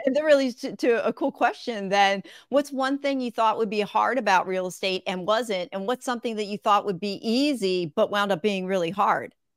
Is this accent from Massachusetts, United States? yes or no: no; Levittown, Pennsylvania, United States; moved away as an adult; also born or lived in West Chester, Pennsylvania / Fairless Hills, Pennsylvania; now in Greenville, United States; right now I'm in South Carolina, but I grew up in Pennsylvania